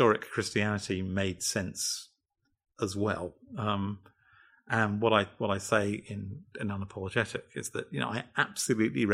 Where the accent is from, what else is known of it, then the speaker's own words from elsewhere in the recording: United Kingdom; I'm British and male and of a certain generation